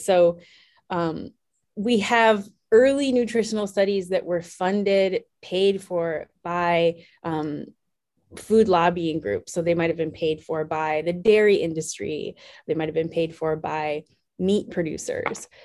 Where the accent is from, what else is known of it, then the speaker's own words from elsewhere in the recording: Wisconsin, United States; I grew up in a relatively small town in Wisconsin. Um, so I'm from the Midwest